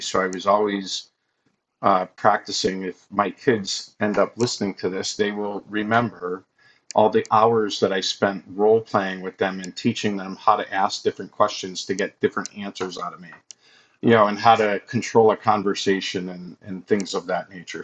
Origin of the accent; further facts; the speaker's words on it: Massachusetts, United States; moved away as an adult; also born or lived in Buffalo, New York; I'm originally from Massachusetts.